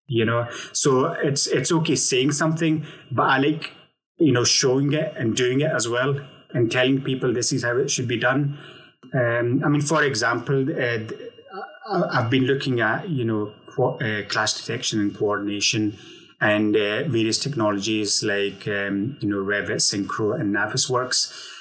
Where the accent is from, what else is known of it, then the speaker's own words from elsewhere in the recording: Glasgow, Scotland, United Kingdom; now in Manchester, United Kingdom; Although I'm living in Manchester at the moment, I'm originally from Glasgow, Scotland